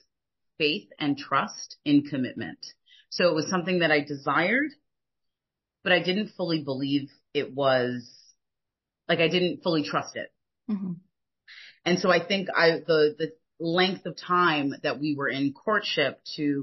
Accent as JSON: {"language": "English", "country": "United States", "tie": "born or raised there", "also_born_or_lived": "France", "moved": "as an adult", "said": "I grew up in the United States"}